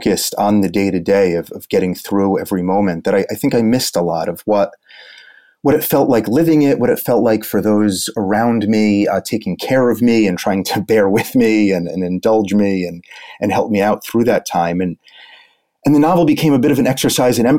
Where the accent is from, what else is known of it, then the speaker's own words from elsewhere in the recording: New York City, New York, United States; also born or lived in Brooklyn; I was born in Manhattan, went to school, high school, college, and now I ended up as far away as Brooklyn, but New York is my town